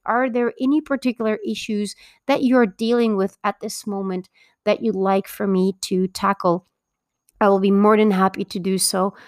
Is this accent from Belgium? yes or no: yes; Belgium; now in Mexico; I was born and raised in Belgium, but I actually live in Mexico